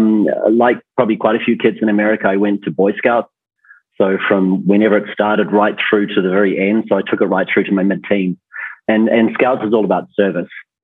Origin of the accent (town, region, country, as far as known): New Zealand; born or raised there